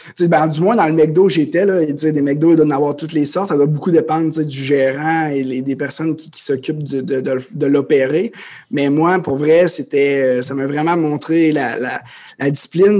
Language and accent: French; Amos, Quebec, Canada; moved away as an adult; je suis un, jeune homme originaire de l'Abitibi-Témiscamingue. Donc, euh, je viens d'Amos. j'ai grandi là, mes parents viennent de là